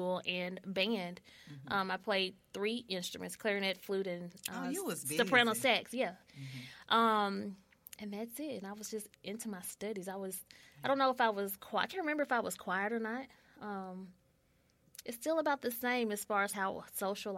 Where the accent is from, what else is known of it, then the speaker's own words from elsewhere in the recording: Oakland, Tennessee, United States; now in Memphis, United States; I'm from a small part called Oakland, Tennessee